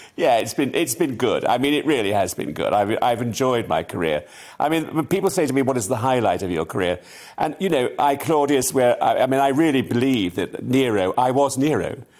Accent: Salisbury, South West England, United Kingdom; I lived in Salisbury, I was brought up in Salisbury.

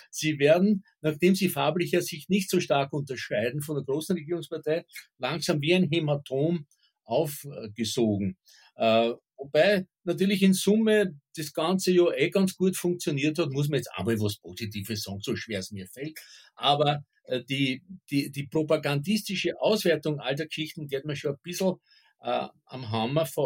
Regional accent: Burgenland, Austria; ich kann mich als Kind noch erinnern an so Dorfgendarmen im, im Südburgenland.

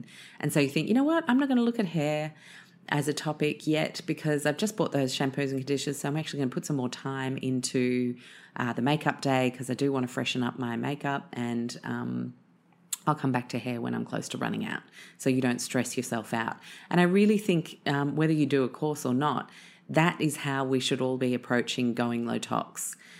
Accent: the South, United States; accent: southern; I'm going to spare you my southern accent.

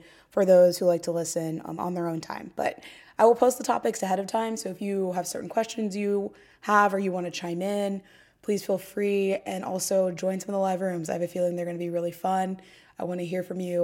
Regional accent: Dayton, Ohio, United States; now in Brooklyn, United States; I live in Brooklyn, but I'm originally from Ohio, and I started this podcast about a year ago after spending an extended period of time at home in my hometown of Dayton, Ohio

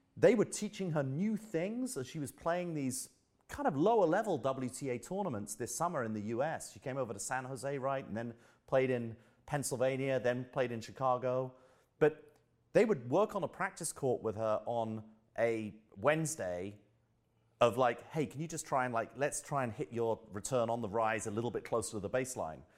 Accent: London, United Kingdom; also born or lived in Bromley; I'm from Southeast London. I'm from the London borough of Greenwich. Um, moved out to Bromley, which is about three miles out, uh, when I was about fifteen years old

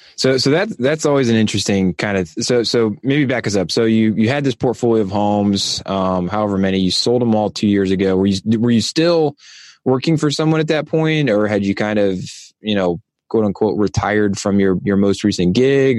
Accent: Ohio, United States; my home state of Ohio

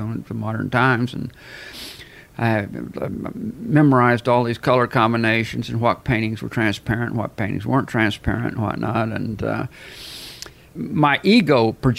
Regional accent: Albuquerque, New Mexico, United States; moved away; your life was like in Albuquerque compared to mine.

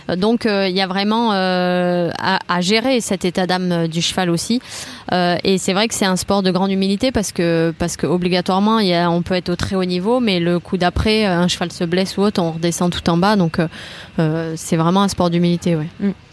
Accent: Toulouse, Occitania, France; je suis originaire de Toulouse

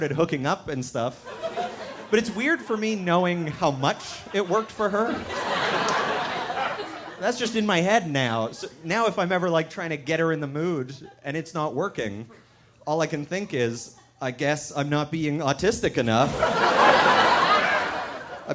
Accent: Canada; moved away as an adult; now in United States; I am from Canada originally, but I moved down to the States this year

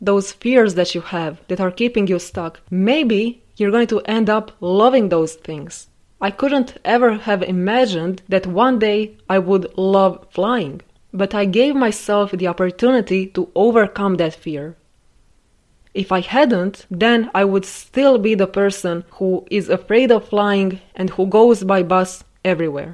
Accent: Croatia; staying in my home country my entire life

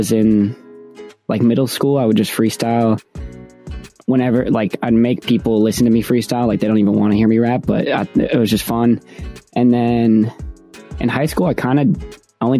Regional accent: New Jersey, United States; I'm from New Jersey.

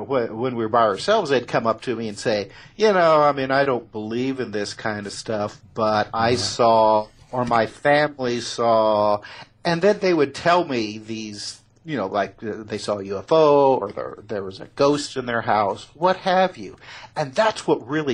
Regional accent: Indiana, United States; I was born and raised in Indiana

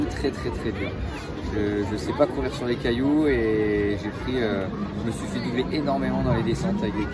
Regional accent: Crozon peninsula, Brittany, France; je viens de la presqu'île de Crozon

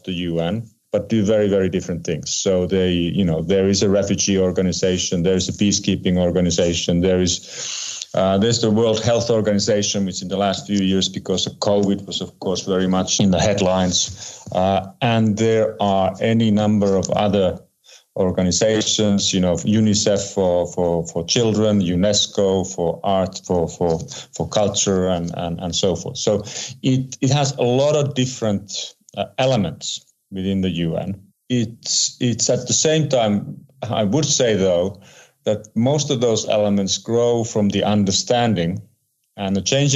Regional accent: Geneva, Switzerland; my hometown in Geneva, Switzerland

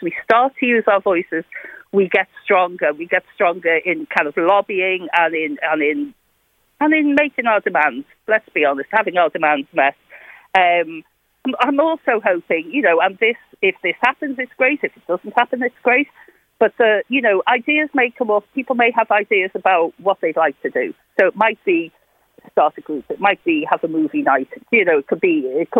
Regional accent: Liverpool, North West England, United Kingdom; moved away; I came from Liverpool, I just probably painting the obvious in my voice

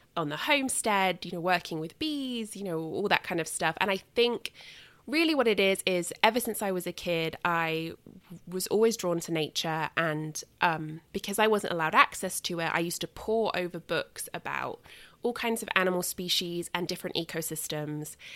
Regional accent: England, United Kingdom; moved away; when I was growing up in England

